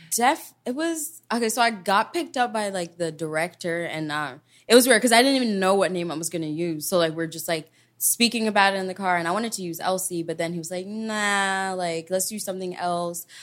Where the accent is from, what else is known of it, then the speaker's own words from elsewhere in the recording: Kenya; moved away; I was born and raised there and I was a town kid.